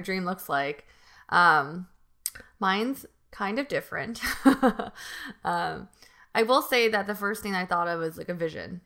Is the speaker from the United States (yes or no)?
yes; United States; I am born and raised in America